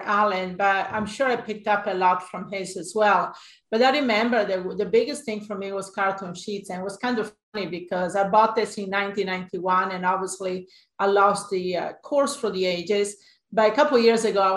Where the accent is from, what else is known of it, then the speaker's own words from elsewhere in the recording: Italy; moved away as an adult; also born or lived in Hawaii; now in United States; I'm sure you will notice my accent. I actually grew up in Italy, and I came to the United States in 1985